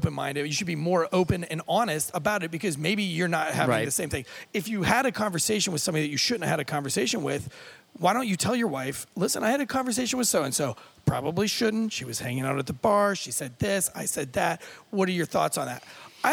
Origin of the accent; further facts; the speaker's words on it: United States; I was raised here in America